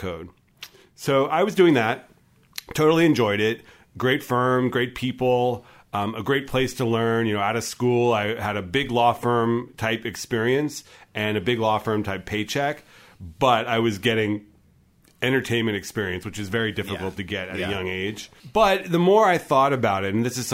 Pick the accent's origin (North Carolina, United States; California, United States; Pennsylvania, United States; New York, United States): California, United States; Southern; also born or lived in San Francisco; I grew up in Southern California